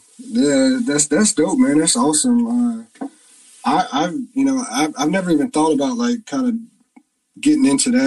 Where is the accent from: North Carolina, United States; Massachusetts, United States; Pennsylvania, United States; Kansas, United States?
North Carolina, United States; Beaufort; moved away as an adult; the actual town I grew up in is called Beaufort